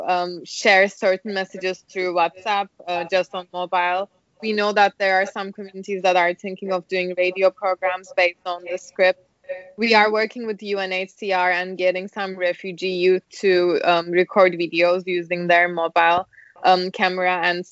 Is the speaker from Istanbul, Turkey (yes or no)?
no; Ankara, Turkey; now in New York, United States; I am from Ankara. I am from Turkey